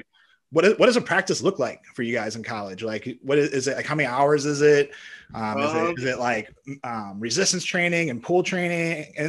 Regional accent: St. Louis, Missouri, United States; I'm from St. Louis.

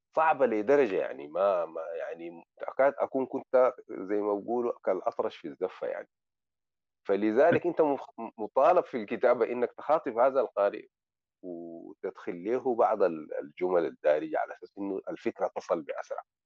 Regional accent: Sudan; now in Morocco; انا سوداني رغم انه انا الان بتكلم دارجه مغربيه

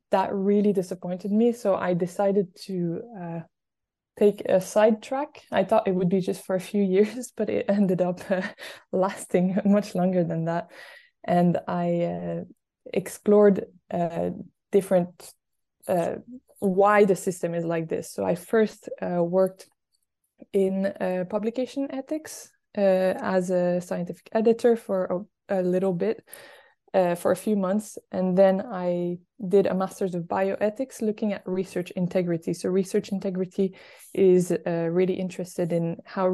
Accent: Quebec, Canada; moved away; I am originally from Quebec in Canada.

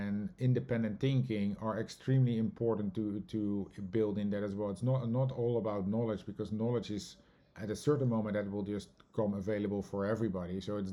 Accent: Netherlands; moved away as an adult; now in New York, United States; myself growing up in the Netherlands

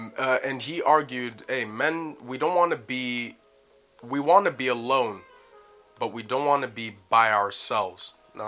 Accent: Canada; accent: Canadian; But I didn't go to Brixton, man. Forget that. With my Canadian accent, I'll get stabbed up, bro.

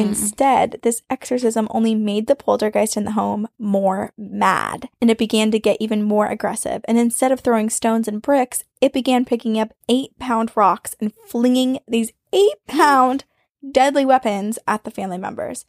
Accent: Vermont, United States; now in Boston, United States; I grew up in Vermont

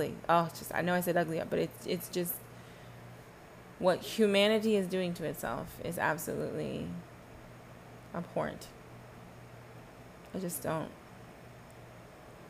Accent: Texas, United States; I'm from Texas

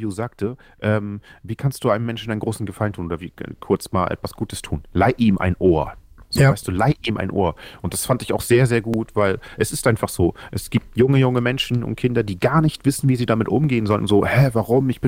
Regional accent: Oldenburg, Lower Saxony, Germany; ich komme aus Oldenburg, Niedersachsen, ich bin zarte 31

